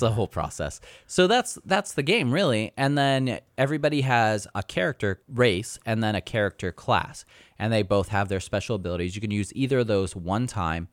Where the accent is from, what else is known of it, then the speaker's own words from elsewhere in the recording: California, United States; moved away; I'm from California. We're so sophisticated out there.